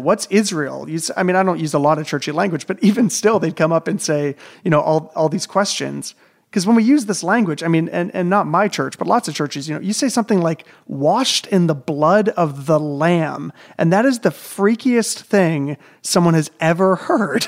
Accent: Southern Ontario, Canada; being raised in, like, a large city in Southern Ontario

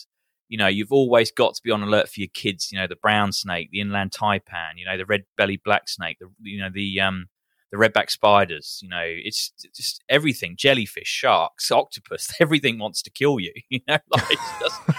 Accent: Peckham, London, United Kingdom; also born or lived in Beckenham / Coulsdon; was born actually in Beckenham in Kent. But when we grew up in around Peckham and the southeast of London.

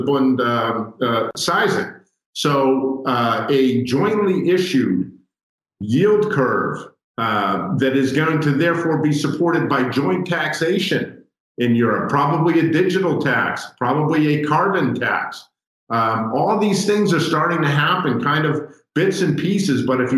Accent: United States; as an American

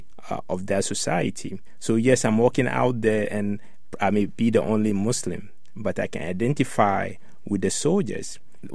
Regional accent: Ghana; now in United States; I grew up in Ghana, West Africa

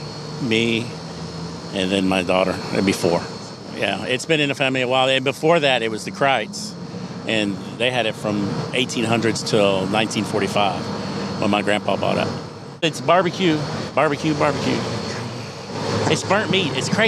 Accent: Guam; born there; moved away; We moved back from Guam in 72. And I was born on Guam.

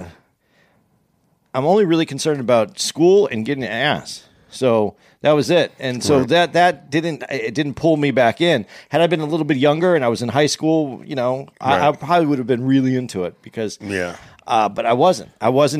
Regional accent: Arizona, United States; moved away; I'm from Arizona

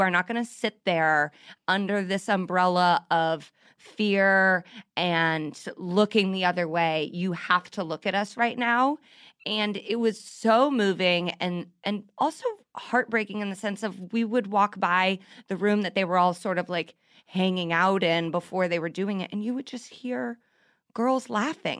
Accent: Indianapolis, Indiana, United States; The Indianapolis Star, my hometown newspaper

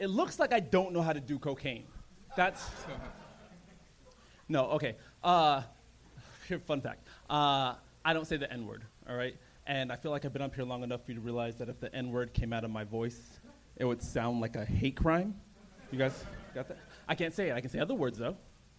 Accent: San Jose, California, United States; also born or lived in Alabama / London / Nigeria; I was born in Alabama. When I was 2, I moved to London. When I was 4, I moved to Nigeria. But I was raised in San Jose.

